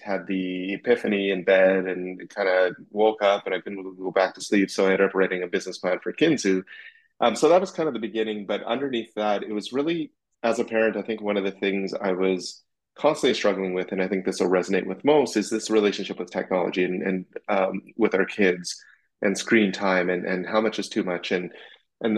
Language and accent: English; Saskatchewan, Canada; I grew up in Saskatchewan in Canada, middle of Canada